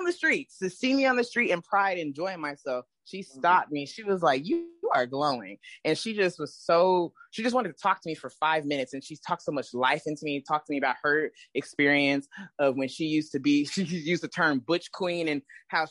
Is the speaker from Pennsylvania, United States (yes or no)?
no; Houston, Texas, United States; I grew up in Houston